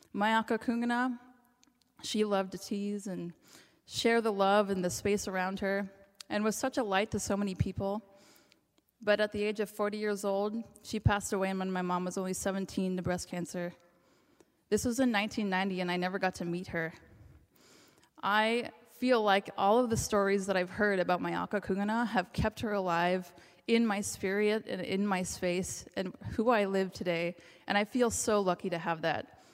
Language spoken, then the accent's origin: English; Ketchikan, Alaska, United States; she raised me in Ketchikan.